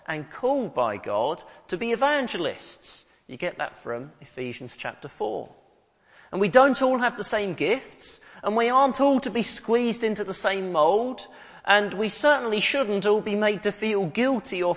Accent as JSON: {"language": "English", "town": "Hemel Hempstead", "region": "East of England", "country": "United Kingdom", "tie": "born or raised there", "said": "the town of Hemel Hempstead, my hometown"}